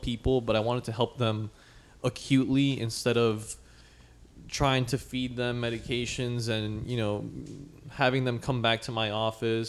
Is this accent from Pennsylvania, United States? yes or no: no; New York, United States; I was born in New York.